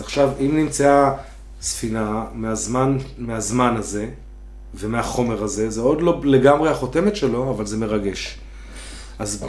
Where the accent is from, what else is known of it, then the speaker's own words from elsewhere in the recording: Herzliya, Tel Aviv District, Israel; ילד שגדל פה באזור